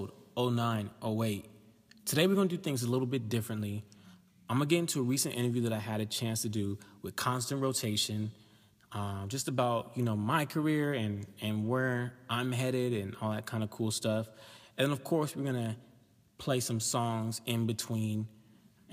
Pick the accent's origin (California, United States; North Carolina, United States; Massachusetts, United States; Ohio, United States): California, United States; Orange County; also born or lived in New Orleans; I'm from Orange County, bro, but by way of like New Orleans and stuff like